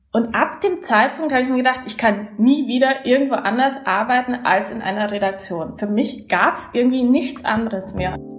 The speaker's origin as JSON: {"language": "German", "town": "Landshut", "region": "Bavaria", "country": "Germany", "also_born_or_lived": "Berlin / Sankt Pölten, Austria", "moved": "as an adult", "said": "ich komme aus der Nähe von München, das hört man mir sicherlich auch an. Ich komme aus der Stadt Landshut"}